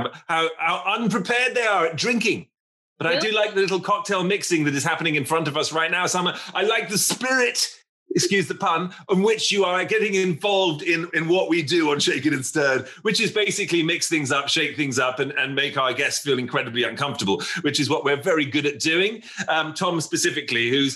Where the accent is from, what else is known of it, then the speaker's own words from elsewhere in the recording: England, United Kingdom; now in New York, United States; I'm in New York, but an Englishman